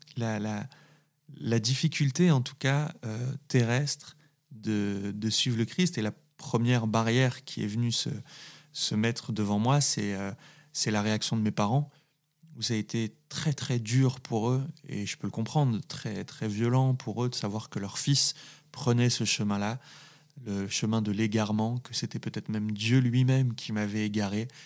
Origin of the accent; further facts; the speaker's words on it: Saint-Étienne, Auvergne-Rhône-Alpes, France; also born or lived in Valence; je, viens d'un milieu populaire, ouvrier, dans une ville dans une très belle ville qui est, qui est, qui est Saint-Étienne